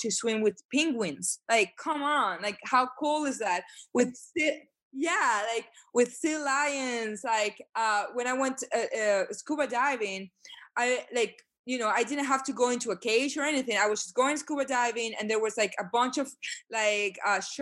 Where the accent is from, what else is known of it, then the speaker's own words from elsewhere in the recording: Guayaquil, Guayas, Ecuador; my hometown, Guayaquil